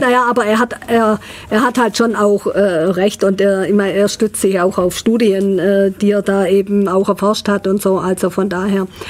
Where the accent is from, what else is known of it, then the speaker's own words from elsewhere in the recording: Ulm, Baden-Württemberg, Germany; ich gebürtige Ulmerin bin